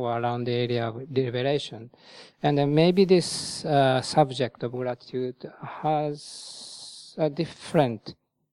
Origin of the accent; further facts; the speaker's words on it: Japan; moved away as an adult; also born or lived in Thailand; now in United Kingdom; in my home country, Japan